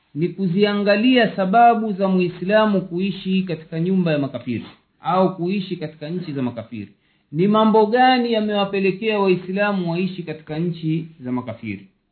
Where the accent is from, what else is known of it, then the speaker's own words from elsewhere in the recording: Tanzania; moved away; kule kwetu tanzania kipindi cha ujamaa na kujitegemea